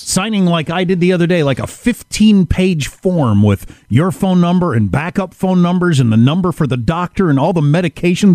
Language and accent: English; Wisconsin, United States; I grew up in Wisconsin, which is the Badger state